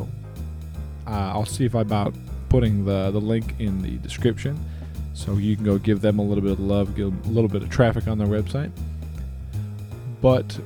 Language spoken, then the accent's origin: English; Alabama, United States; I am from Alabama